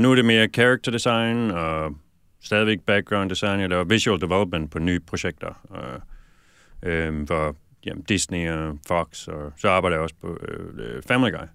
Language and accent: Danish; Aarhus, Central Denmark Region, Denmark; moved away as an adult; also born or lived in Viborg / London; now in Los Angeles, United States; jeg voksede op i Aarhus